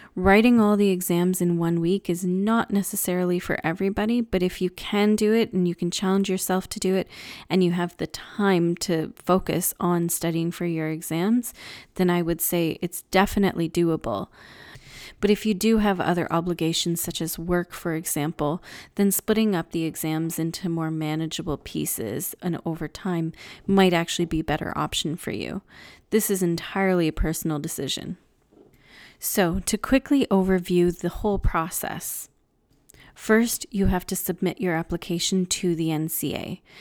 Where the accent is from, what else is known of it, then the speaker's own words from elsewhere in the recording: Canada; also born or lived in England; those of us Canadians